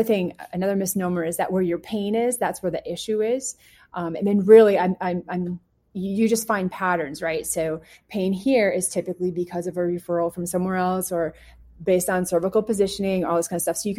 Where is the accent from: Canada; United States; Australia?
Canada; moved away; I'm from Canada